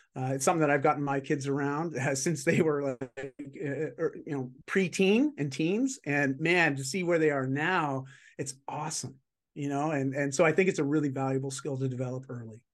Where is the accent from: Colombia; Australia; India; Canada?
Canada; I'm just Canadian